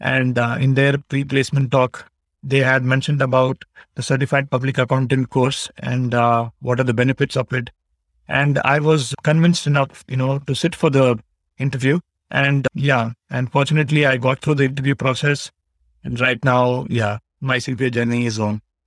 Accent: Bangalore, Karnataka, India; I am from Bangalore, Karnataka, India

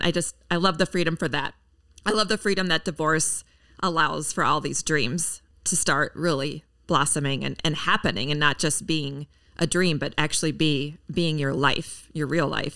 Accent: Minneapolis, Minnesota, United States; in my hometown, Minneapolis, Minnesota

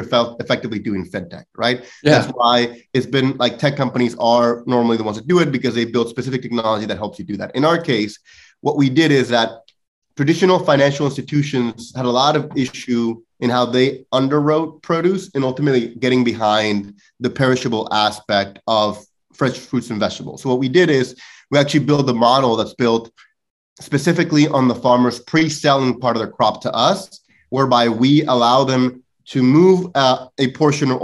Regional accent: northwest Mexico, Mexico; moved away; I come from a very traditional four-generation farming family out of Northwest Mexico

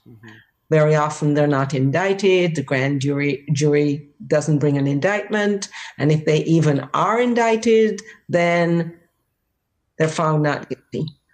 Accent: Jamaica; moved away as an adult; also born or lived in Boston, United States; now in United States; I'm from Jamaica and I was already an adult by the time I came to the United States.

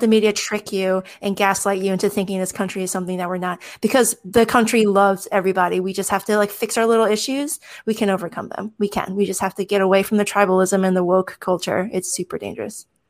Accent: United States; my status as an American citizen

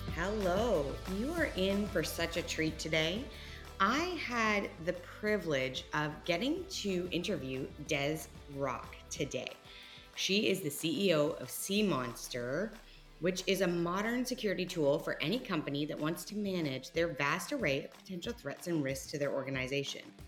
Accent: Canada; also born or lived in Perth, Australia; now in Houston, United States; we are Canadian and we went to Australia and now we live in Houston

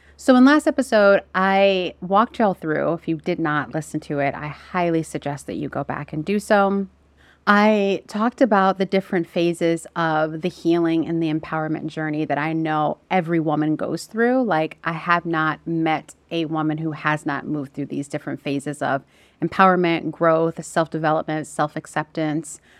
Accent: United States; moved away as an adult; also born or lived in Southeast Asia; we're American. I'm American

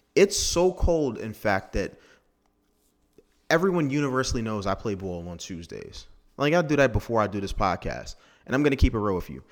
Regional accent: Maryland, United States; Technically, I'm from Maryland.

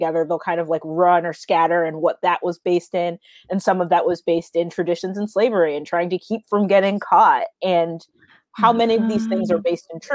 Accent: Florida, United States; I grew up in Florida, so we were at the beach all the time.

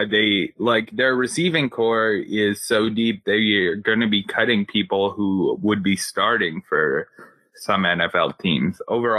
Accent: Canada; as a Canadian

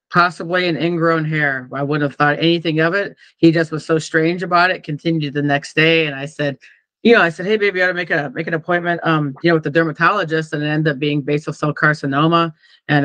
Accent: Iowa, United States; moved away; also born or lived in California; I'm from Iowa

